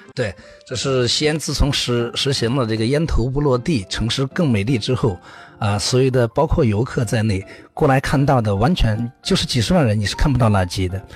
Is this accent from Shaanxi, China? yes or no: yes; Shaanxi, China; 我们陕西人叫干薄